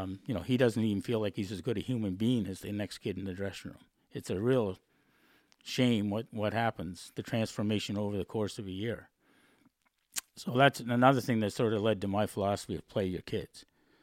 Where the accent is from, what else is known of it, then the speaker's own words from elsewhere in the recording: Dartmouth, Nova Scotia, Canada; And I said, well, I'm from Dartmouth, Nova Scotia.